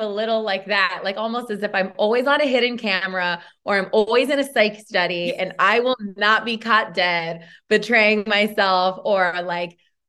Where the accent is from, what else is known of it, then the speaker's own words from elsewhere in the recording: Modesto, California, United States; moved away; even though George Lucas is from my hometown